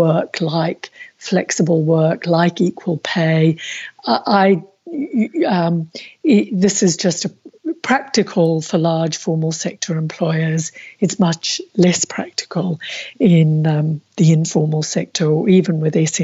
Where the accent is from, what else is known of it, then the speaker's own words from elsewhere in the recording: Australia; as an Australian